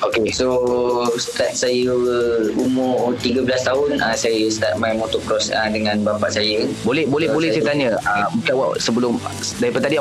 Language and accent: Malay; Pucung, Malaysia; saya berumur uh, 20 tahun dan okay. saya lahir pada 24 uh, November 2001 Alright. So saya asal uh, Pucung.